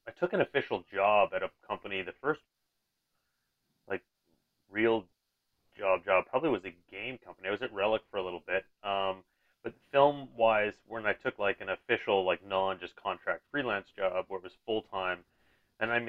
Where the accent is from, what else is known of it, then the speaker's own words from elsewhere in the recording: British Columbia, Canada; I was from Vancouver. Well, I'm not from Vancouver, but I was from BC